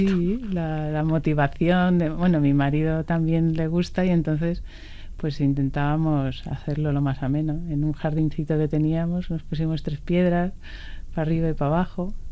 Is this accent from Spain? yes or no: yes; Villaviciosa de Odón, Community of Madrid, Spain; mi pueblo Villaviciosa de Odón.